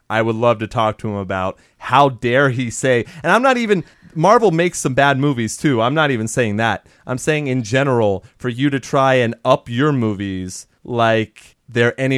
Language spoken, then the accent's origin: English; Germany; I grew up in Germany, that's probably why.